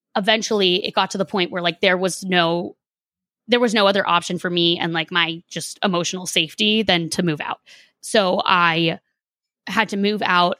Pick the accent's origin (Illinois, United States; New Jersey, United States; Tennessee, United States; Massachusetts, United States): Massachusetts, United States; Boston; moved away as an adult; also born or lived in Los Angeles; I don't live there now, but, like, I'm from Boston